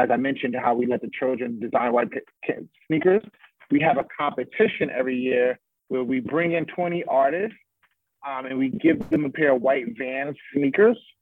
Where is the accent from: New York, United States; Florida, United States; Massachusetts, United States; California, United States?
New York, United States; New York City; my upbringing and growing up in Bronx River Projects